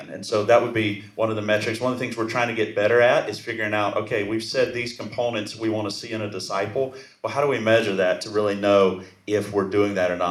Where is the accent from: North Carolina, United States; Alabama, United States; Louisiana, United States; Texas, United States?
Alabama, United States; now in California, United States; I was a boy from Alabama